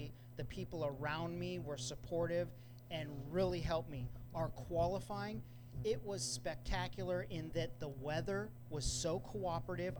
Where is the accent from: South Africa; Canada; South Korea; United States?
United States; Santa Cruz, California; no one from Santa Cruz has ever received an entry to race on the Isle of Man except me